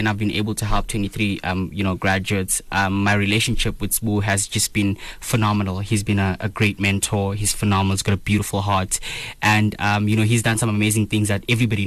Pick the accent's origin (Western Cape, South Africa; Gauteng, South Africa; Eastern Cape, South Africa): Eastern Cape, South Africa; East London; moved away as an adult; now in Johannesburg, South Africa; I'm from the Eastern Cape in East London. Moved up here literally 3 years ago.